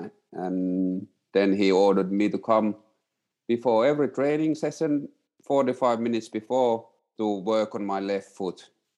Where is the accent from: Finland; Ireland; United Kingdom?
Finland; Oulu, North Ostrobothnia; born or raised there; moved away as an adult; also born or lived in Katrineholm, Sweden